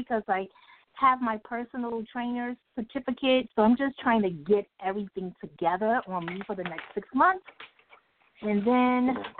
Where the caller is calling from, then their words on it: New York City, New York, United States; I'm calling from New York City.